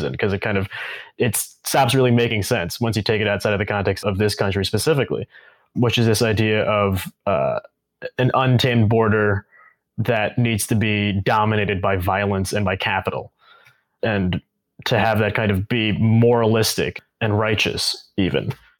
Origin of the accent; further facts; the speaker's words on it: New York, United States; moved away as an adult; also born or lived in California; I grew up in New York, and I didn't come to California for real until college. Actually, I have been saying that I never came to the West until I went to college.